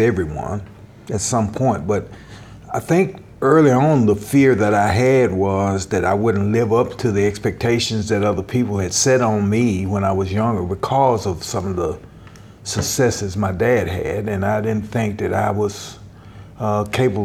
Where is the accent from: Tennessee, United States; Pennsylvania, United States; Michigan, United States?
Tennessee, United States; Nashville; I was born and raised in Nashville, Tennessee